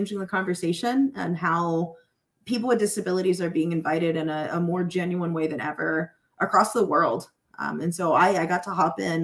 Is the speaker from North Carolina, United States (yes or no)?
yes; Charlotte, North Carolina, United States; I'm from Charlotte, North Carolina originally